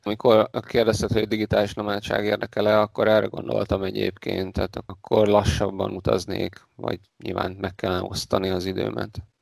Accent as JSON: {"language": "Hungarian", "town": "Debrecen", "region": "Hajdú-Bihar", "country": "Hungary", "tie": "born or raised there", "said": "én a Debrecenben születtem az Alföldön"}